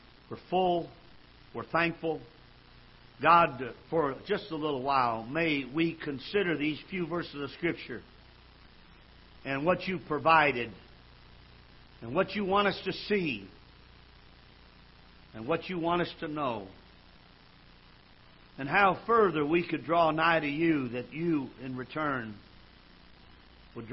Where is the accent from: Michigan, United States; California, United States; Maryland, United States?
Michigan, United States; now in Missouri, United States; I was brought up in Michigan